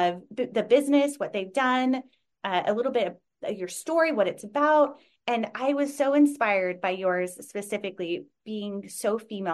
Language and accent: English; Utah, United States; I grew up in a small town in Utah